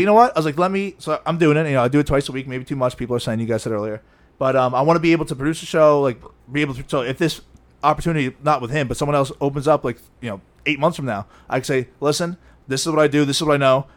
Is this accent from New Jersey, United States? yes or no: yes; New Jersey, United States; So I didn't know who he was because I grew up in New Jersey.